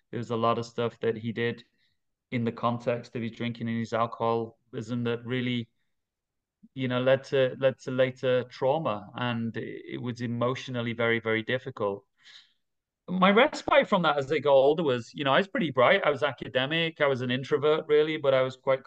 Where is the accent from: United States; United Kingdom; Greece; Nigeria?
United Kingdom; Manchester, North West England; moved away as an adult; now in Dubai, United Arab Emirates; I'm from the northwest of England. I'm from Manchester. I grew up there